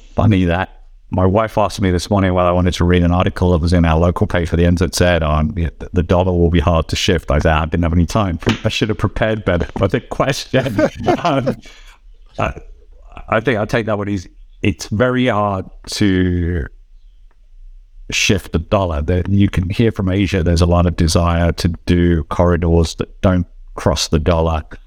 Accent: Switzerland; in my home country here in Switzerland

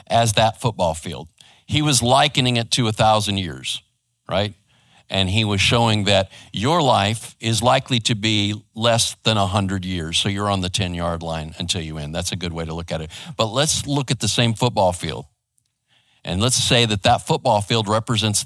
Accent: Arizona, United States; also born or lived in West Coast; now in Garland, United States; I grew up in Arizona and over on the West Coast

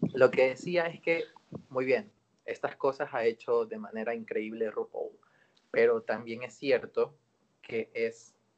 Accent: Ecuador

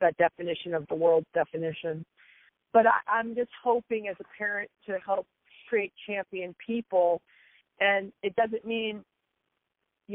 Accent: U.S. Virgin Islands; moved away; the lion's share of my youth, I grew up in the, yeah, in the Caribbean

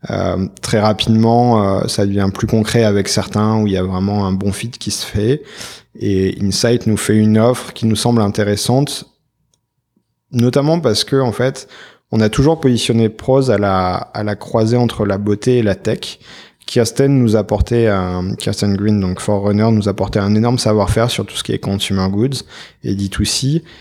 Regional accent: France; on démarre, on est français, on a posé nos valises il y a à peine trois mois

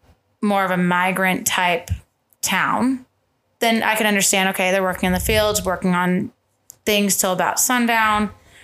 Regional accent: Tucson, Arizona, United States; This is Southern Arizona. I was born in Tucson.

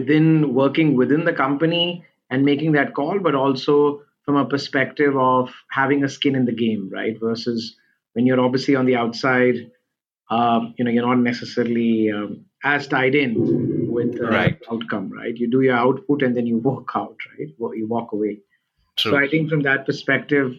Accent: India; now in Singapore; I'm originally from India, and we have a lot of family and friends there

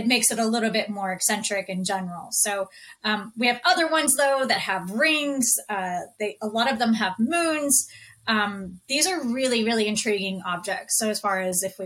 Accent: Houston, Texas, United States; moved away; I grew up in Houston, Texas

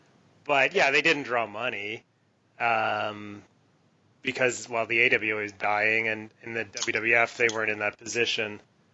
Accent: Canada; I'm Canadian.

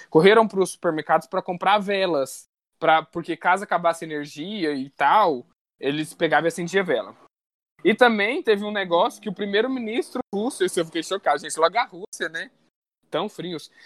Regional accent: Minas Gerais, Brazil; eu sou mineiro

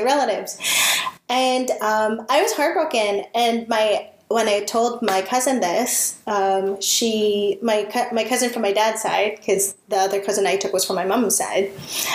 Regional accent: Philippines; we have these unfortunately Filipino traits

